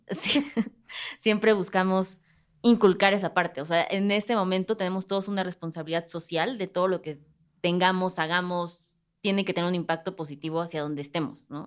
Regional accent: Mexico; como mexicanos

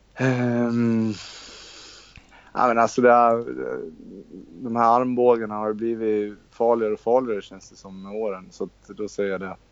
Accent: Borlänge, Dalarna County, Sweden; moved away as an adult; also born or lived in Netherlands; now in Borås, Sweden; Jag kommer från Borlänge. Born and raised och, eh, sen flyttade jag till Borås, eh, när jag var nitton

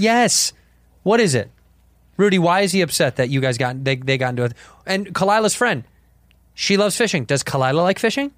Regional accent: Chicago, Illinois, United States; I'm from Chicago

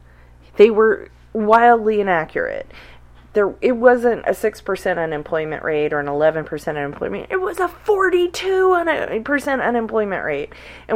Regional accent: Oklahoma, United States; also born or lived in Salina, Kansas / Arkansas / Texas; I saw it when I was growing up in Oklahoma. I saw it in Kansas and in Arkansas and in Texas where my family moved around.

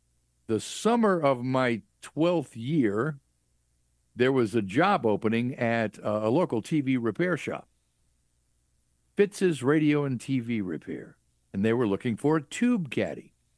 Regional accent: Clarksdale, Mississippi, United States; Clarksdale, Mississippi.

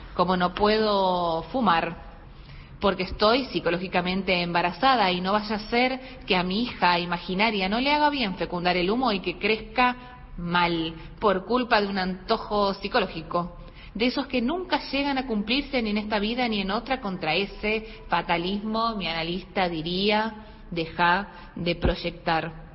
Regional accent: Santiago del Estero, Argentina; soy oriunda de Santiago del Estero

